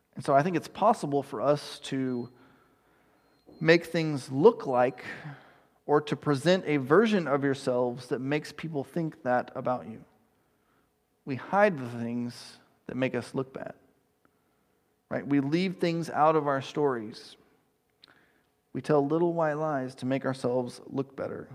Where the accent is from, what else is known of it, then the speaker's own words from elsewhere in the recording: East Texas, United States; I grew up in East Texas